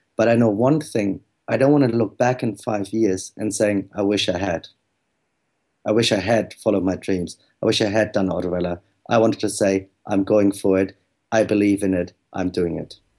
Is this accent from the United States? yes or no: no; Germany; moved away